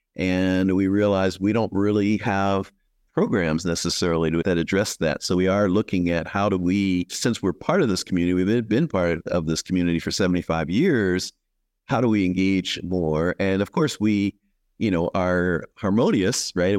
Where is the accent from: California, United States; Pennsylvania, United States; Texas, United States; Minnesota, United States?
Pennsylvania, United States; Philadelphia; now in Bakersfield, United States; I grew up in Philadelphia